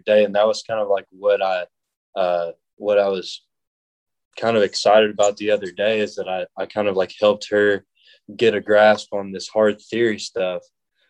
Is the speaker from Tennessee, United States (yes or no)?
yes; Cumberland Gap, Tennessee, United States; moved away as an adult; also born or lived in Louisville, Kentucky; now in Murfreesboro, United States; I'm originally from Tennessee, from Cumberland Gap in the eastern part of the state. And so I grew up there